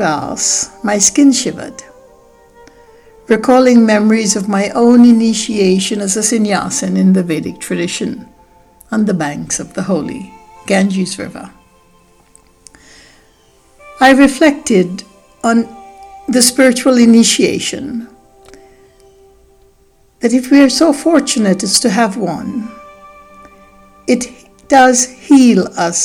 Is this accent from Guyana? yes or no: yes; Guyana; I was born in British Guiana in the year of Queen Elizabeth's ascension to the throne.